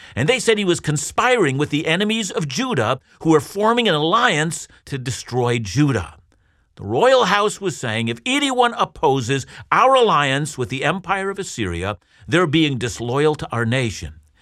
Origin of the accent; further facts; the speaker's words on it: Canada; as a Canadian Christian